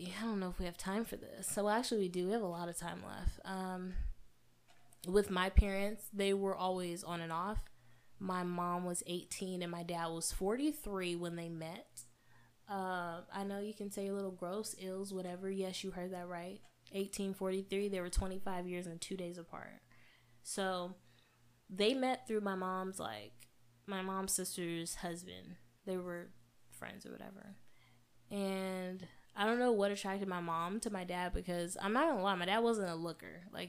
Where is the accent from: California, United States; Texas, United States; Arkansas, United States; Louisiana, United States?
California, United States; Growing up in the Bay Area, it was cool or whatever, but talking like this in this chocolate, beautiful melanated body of mine was always like a problem for people